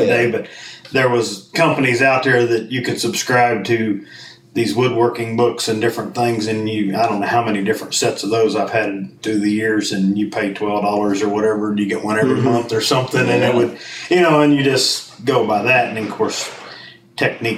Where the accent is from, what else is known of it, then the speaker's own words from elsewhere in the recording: Ohio, United States; moved away as an adult; I moved here in 95 from Ohio. That's where I'm actually from